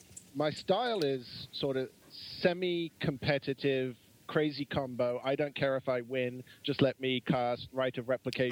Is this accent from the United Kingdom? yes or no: yes; England, United Kingdom; now in Newfoundland, Canada; I'm from England originally